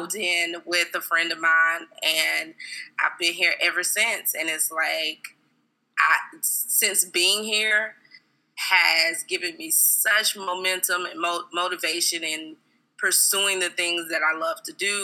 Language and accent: English; South Carolina, United States; moved away as an adult; now in Atlanta, United States; am actually from South Carolina. Okay. And I reside in Atlanta, Georgia.